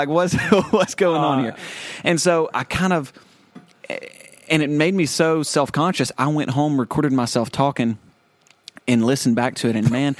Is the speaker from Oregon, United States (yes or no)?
no; small town Alabama, United States; accent: Southern; graduated from Asheville, grew up in Asheville, small town Alabama, small town Southern America.